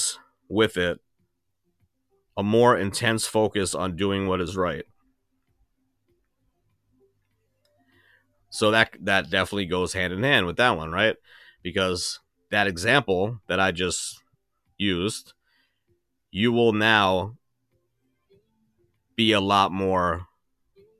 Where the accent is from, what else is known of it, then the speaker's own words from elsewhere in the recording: New York, United States; I'm from New York.